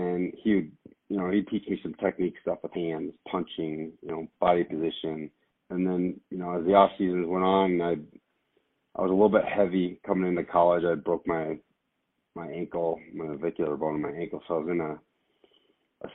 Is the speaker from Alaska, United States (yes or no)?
yes; Anchorage, Alaska, United States; moved away as an adult; also born or lived in North Dakota; now in Denver, United States; growing up in Anchorage